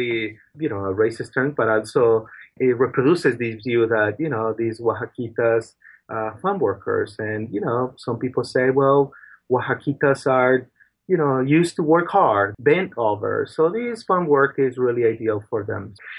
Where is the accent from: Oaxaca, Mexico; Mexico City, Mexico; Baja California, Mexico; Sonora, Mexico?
Oaxaca, Mexico; now in United States; I'm originally from Oaxaca, Mixteco, and I came to this country about 20 years ago.